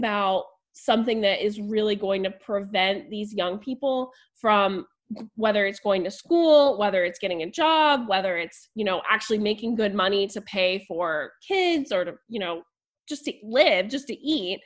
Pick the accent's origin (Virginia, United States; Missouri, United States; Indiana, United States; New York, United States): Virginia, United States; Virginia Beach; moved away as an adult; also born or lived in Baltimore; I grew up in Virginia Beach